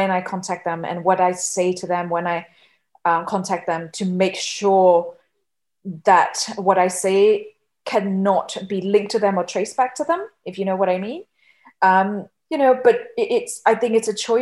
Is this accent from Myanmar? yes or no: yes; Yangon, Yangon Region, Myanmar; moved away; growing up in Yangon, Myanmar